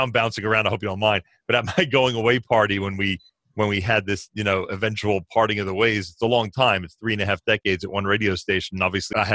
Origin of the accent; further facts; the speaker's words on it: Newark, New Jersey, United States; also born or lived in the Oranges, New Jersey; I grew up in Newark, New Jersey, and eventually moved to the Oranges